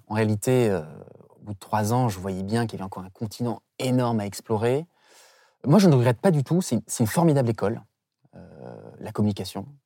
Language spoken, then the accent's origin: French; St. Pierre & Miquelon; je viens de Saint-Pierre-et-Miquelon, qui est effectivement euh, un archipel français près de l'Amérique euh, du Nord.